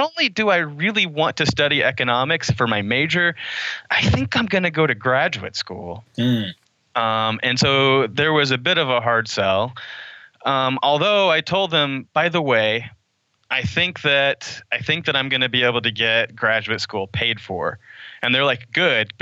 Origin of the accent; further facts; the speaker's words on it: Oklahoma, United States; moved away as an adult; also born or lived in Waco, Texas; I grew up in Oklahoma.